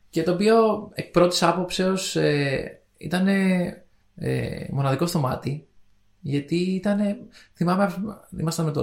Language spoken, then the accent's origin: Greek; Spain; accent: Spanish; Greek is a second language; Εγώ έχω την προφορά τη Ισπανία.